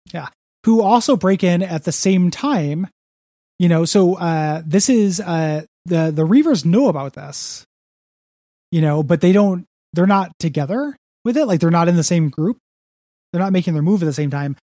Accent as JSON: {"language": "English", "town": "DeKalb", "region": "Illinois", "country": "United States", "tie": "born or raised there", "moved": "yes", "said": "my hometown of DeKalb, Illinois"}